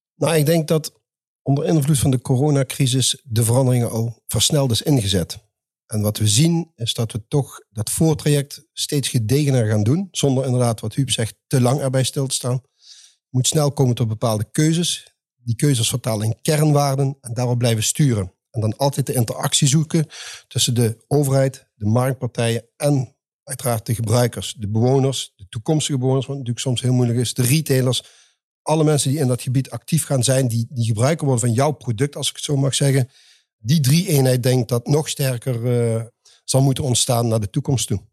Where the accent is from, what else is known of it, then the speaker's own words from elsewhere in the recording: the south, Netherlands; accent: southern; zoals je hoorde mijn accent, ik kom uit het zuiden.